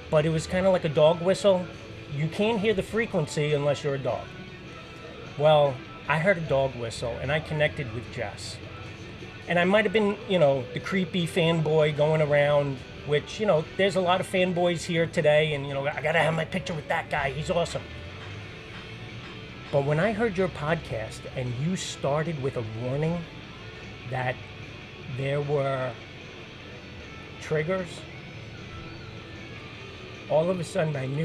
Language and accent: English; New York City, New York, United States; I'm a fireman from New York City, and not many people can do that.